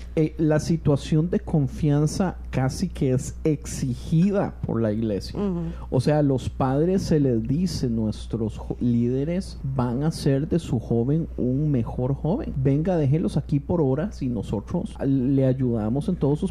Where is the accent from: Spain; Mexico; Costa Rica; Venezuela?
Costa Rica; moved away; yo vengo de Costa Rica donde donde la gente hace lo que sea para llegar al grupo de jóvenes